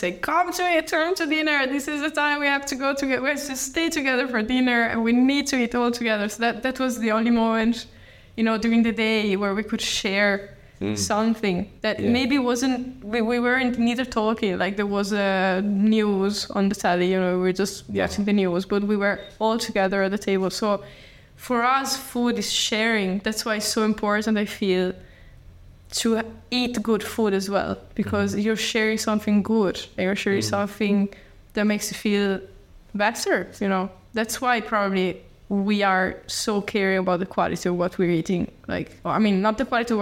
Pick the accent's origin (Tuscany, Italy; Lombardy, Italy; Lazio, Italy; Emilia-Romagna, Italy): Emilia-Romagna, Italy; Bologna; English is a second language; moved away as an adult; now in Dublin, Ireland; I come from Bologna